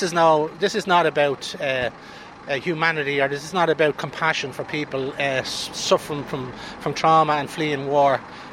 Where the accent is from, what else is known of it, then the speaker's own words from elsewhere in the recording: Ireland; I'm from Ireland.